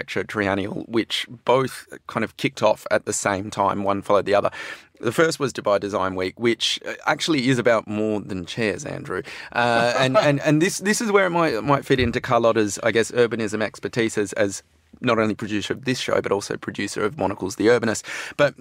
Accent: Australia; as an Australian

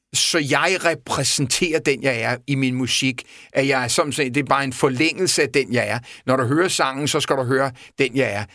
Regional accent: Copenhagen, Capital Region of Denmark, Denmark; jeg voksede op i Vestervå Ungdomsgård i en helt anden, helt anden verden

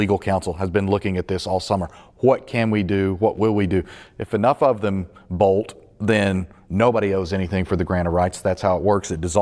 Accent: the South, United States; now in South Bend, United States; as a Southerner

